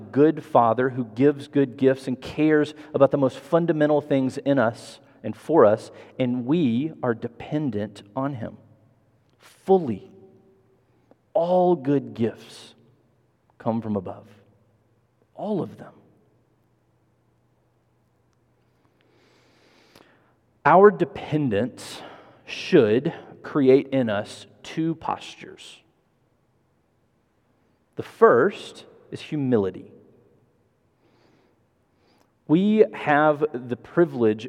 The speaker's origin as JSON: {"language": "English", "town": "Memphis", "region": "Tennessee", "country": "United States", "tie": "born or raised there", "also_born_or_lived": "Mississippi / Massachusetts / Chicago", "said": "I moved to Memphis when I was 10 from very small town, Mississippi."}